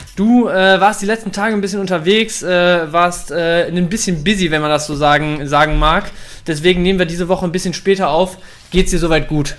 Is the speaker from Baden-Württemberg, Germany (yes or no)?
no; Dortmund, North Rhine-Westphalia, Germany; now in Bielefeld, Germany; ich bin ja nicht nur Bielefelder hier, weil ich seit Ewigkeiten hier lebe, ich bin auch gebürtiger Dortmunder